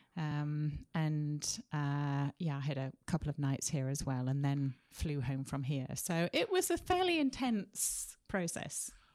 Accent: Sheffield, Yorkshire and the Humber, United Kingdom; moved away as an adult; also born or lived in Leeds; now in Wenatchee, United States; I grew up in a city called Sheffield, which is slap bang in the middle of England.

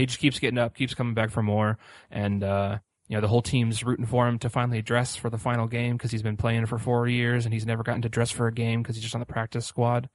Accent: Indianapolis, Indiana, United States; I'm also from Indianapolis

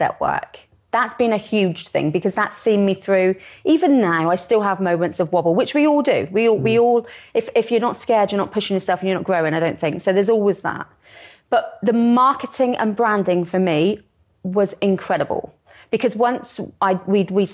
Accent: Somerset, South West England, United Kingdom; I'm from Somerset

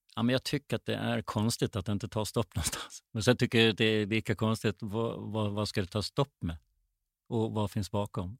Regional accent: Gotland, Sweden; now in Stockholm, Sweden; Uppväxt, född och uppväxt på Gotland med sandstränder runt hela ön

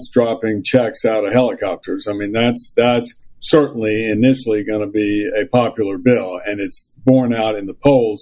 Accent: Richmond, Virginia, United States; I grew up in the organized Jewish community in Richmond, Virginia

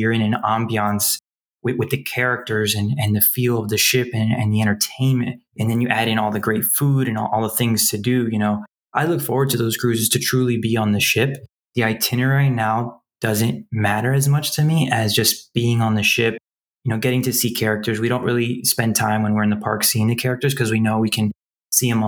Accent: Miami, Florida, United States; I stayed home for college. I'm from Miami

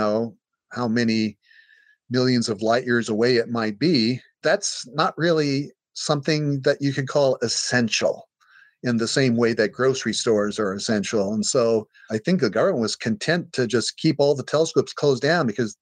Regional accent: Hays, Kansas, United States; now in Hawaii, United States; My hometown is Hays, Kansas

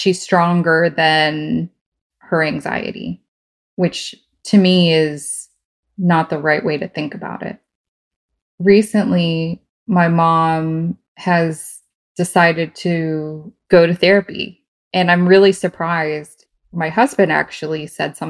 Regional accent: Virginia, United States; I am from Virginia in the U.S.

